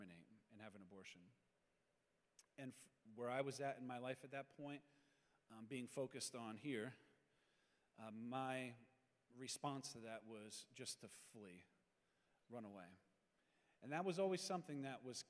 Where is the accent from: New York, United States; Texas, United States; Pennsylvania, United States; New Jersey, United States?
Pennsylvania, United States; I'm from Pennsylvania. As a kid, I had no faith upbringing whatsoever